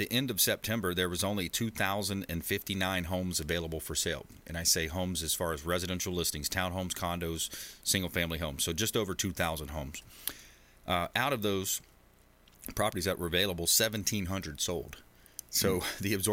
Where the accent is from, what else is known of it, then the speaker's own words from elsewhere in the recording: LaBelle, Florida, United States; now in Tampa Bay, United States; I grew up in Southwest Florida, a small town called LaBelle, just east of Fort Myers.